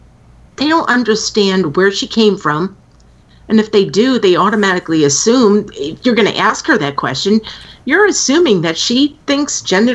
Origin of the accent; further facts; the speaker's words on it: United States; I was born here as an American